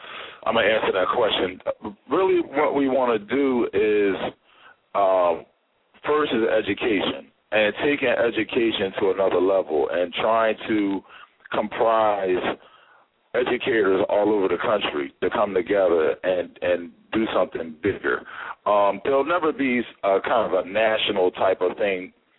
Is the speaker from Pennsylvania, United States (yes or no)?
yes; Philadelphia, Pennsylvania, United States; I'm from Philadelphia.